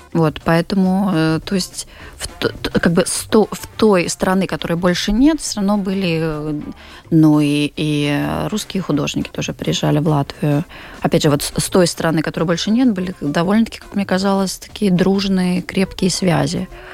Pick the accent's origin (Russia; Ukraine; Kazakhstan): Russia; Moscow; moved away as an adult; я там 20 лет жила и работала в Москве, я вообще москвичка